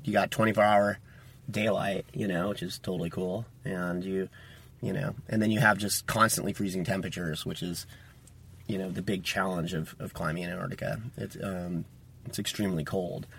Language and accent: English; Tollhouse, California, United States; I'm a California native. I was uh, born and raised in Toll House, which is near Yosemite Valley, and it's kind of between Fresno and Yosemite